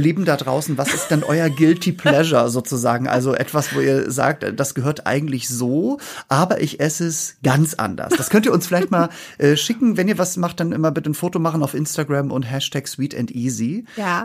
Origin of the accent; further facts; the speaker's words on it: Norderstedt, Schleswig-Holstein, Germany; moved away as an adult; also born or lived in Hamburg; now in Berlin, Germany; ich komme ja aus Norderstedt bei Hamburg, ne? Also da bin ich ja, ge ja. Also geboren bin ich in Hamburg